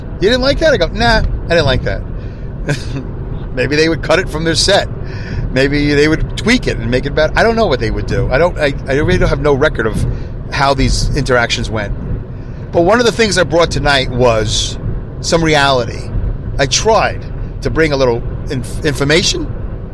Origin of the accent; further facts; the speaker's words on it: New York, United States; moved away; also born or lived in St. Louis / Los Angeles / Long Beach; I grew up in New York